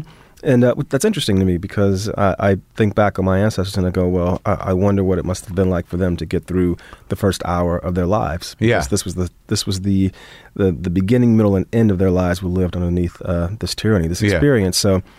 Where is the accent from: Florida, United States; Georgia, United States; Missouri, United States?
Florida, United States; Miami; And growing up in Florida, especially in Miami, it's the same thing. I mean, it's kind of like the most southernmost point you can be in the U.S.